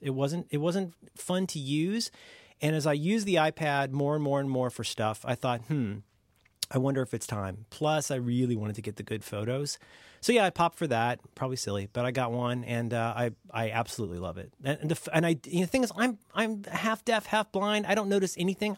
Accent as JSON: {"language": "English", "country": "United States", "tie": "born or raised there", "said": "growing up in America at a time when we were still very much"}